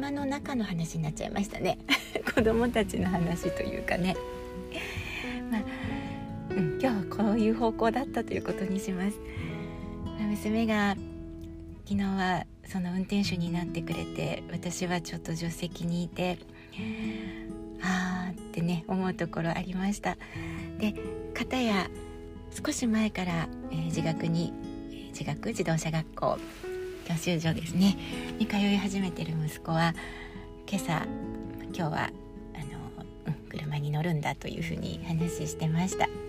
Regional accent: Honshu, Japan; moved away as an adult; now in Sapporo, Japan; 私はやっぱり本州で生まれ育って

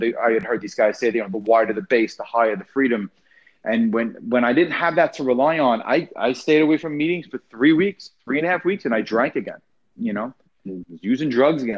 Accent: Long Island, New York, United States; moved away; I'm originally from Long Island, New York

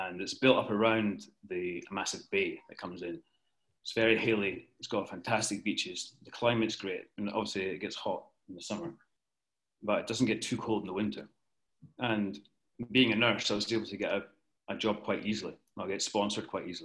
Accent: Alloa, Scotland, United Kingdom; moved away as an adult; also born or lived in London / Sydney, Australia; now in Ibiza, Spain; I'm from Scotland, from the centre of Scotland, a village called Alloa

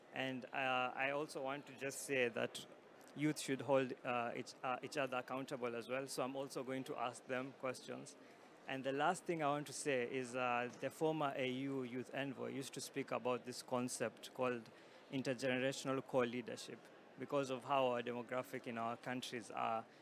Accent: Kenya; I work for the UN Climate Champions, and I'm from Kenya

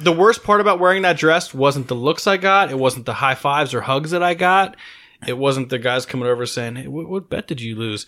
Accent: Maryland, United States; moved away; I grew up on the East Coast. I'm from Maryland

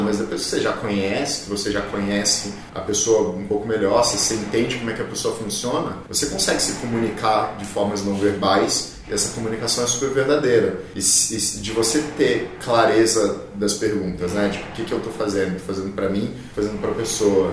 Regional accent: Brazil; a primeira reação que eu tive como brasileiro, como essa coisa que eu cresci sendo essa coisa meio latina

